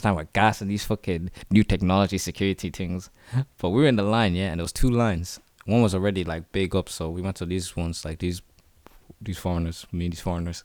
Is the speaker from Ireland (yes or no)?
yes; Dublin, Leinster, Ireland; also born or lived in South Africa; born and raised in the city, Dublin, my home is D eight